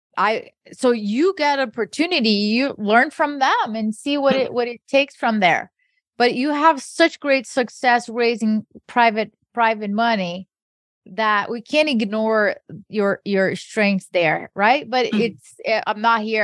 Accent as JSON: {"language": "English", "country": "Brazil", "tie": "born or raised there", "moved": "yes", "said": "I grew up in Brazil"}